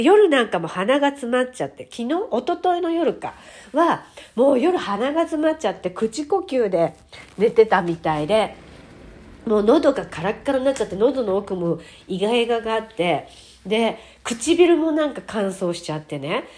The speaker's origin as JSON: {"language": "Japanese", "country": "Japan", "said": "日本人に生まれて"}